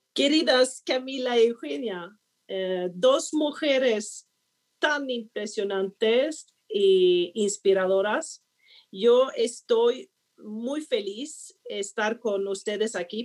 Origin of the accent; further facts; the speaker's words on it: Sweden; Spanish is a second language; moved away as an adult; also born or lived in Hong Kong; now in Colombia; vengo de Suecia, considerado el segundo país más innovador del mundo